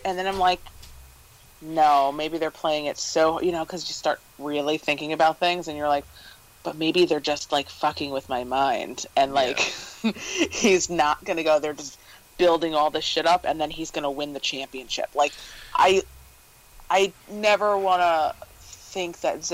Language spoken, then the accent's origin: English; Long Island, New York, United States; moved away; I'm from Long Island